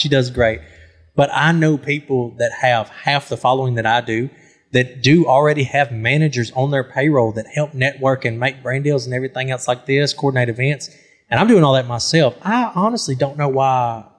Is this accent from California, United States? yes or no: no; Crossett, Arkansas, United States; Born and raised in Crossett, Arkansas. South Arkansas, baby. I'm below the Mason-Dixon.